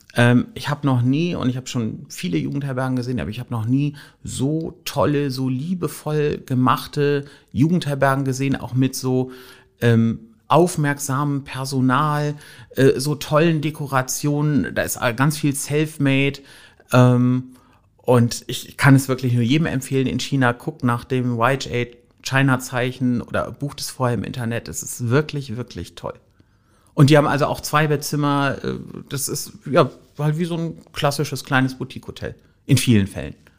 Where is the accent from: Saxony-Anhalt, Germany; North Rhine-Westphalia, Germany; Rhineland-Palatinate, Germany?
North Rhine-Westphalia, Germany; Rhineland near Düsseldorf; moved away as an adult; also born or lived in Wülfrath; now in Hamburg, Germany; Ich komme ursprünglich ähm, aus, aus dem Rheinland in der Nähe von Düsseldorf